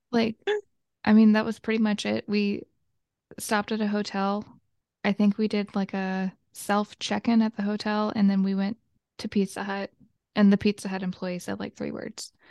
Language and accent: English; Georgia, United States; accent: southern twang